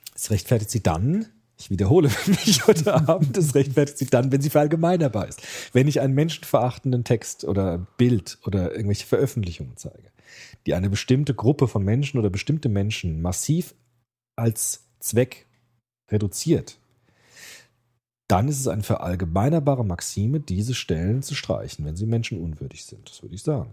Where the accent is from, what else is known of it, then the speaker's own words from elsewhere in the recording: Germany; bei uns in Deutschland